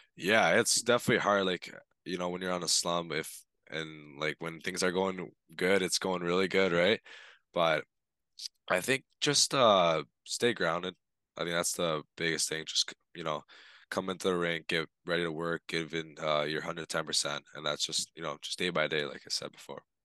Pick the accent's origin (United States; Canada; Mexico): Canada; Toronto, Ontario; back home in Toronto, that's where I'm from